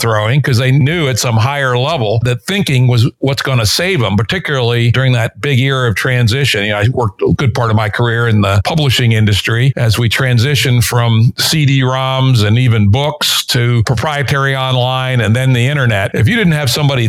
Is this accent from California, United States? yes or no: no; Washington, District of Columbia, United States; in my hometown of Washington, D.C.